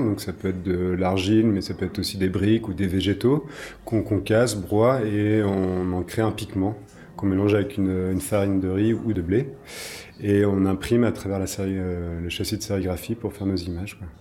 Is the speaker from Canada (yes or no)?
no; Brittany, France; moved away as an adult; also born or lived in New Zealand / Charleroi; je viens de Bretagne, donc euh, j'ai fait mes études en Bretagne